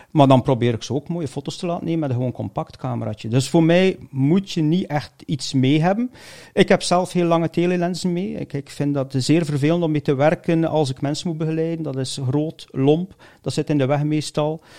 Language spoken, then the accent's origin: Dutch; Bruges, West Flanders, Belgium; born there; Brugge. Brugge.